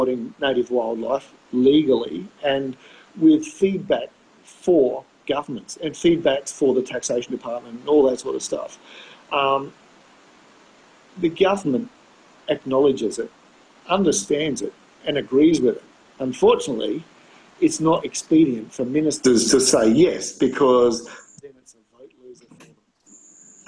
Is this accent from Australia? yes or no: yes; Australia; I'm 7 generations Australian